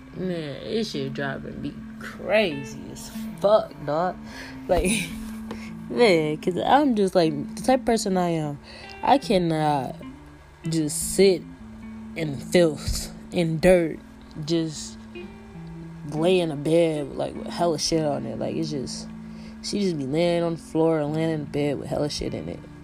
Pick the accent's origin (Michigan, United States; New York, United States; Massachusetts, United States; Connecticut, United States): Michigan, United States; I'm from Michigan